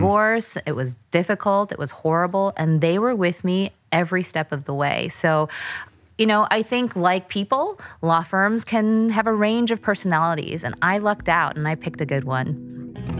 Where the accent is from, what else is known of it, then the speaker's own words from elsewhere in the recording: United States; I'm Korean American